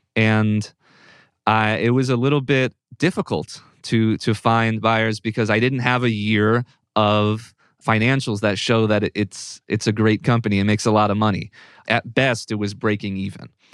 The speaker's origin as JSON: {"language": "English", "region": "Northern Virginia", "country": "United States", "also_born_or_lived": "Pittsburgh", "moved": "yes", "said": "I'm from Northern Virginia, which is a suburb of D C"}